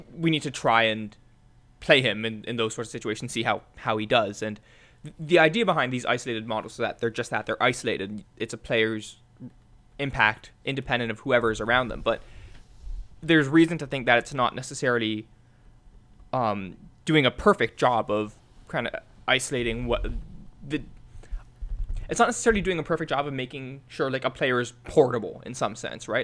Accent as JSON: {"language": "English", "town": "Mississauga", "region": "Ontario", "country": "Canada", "said": "from Mississauga"}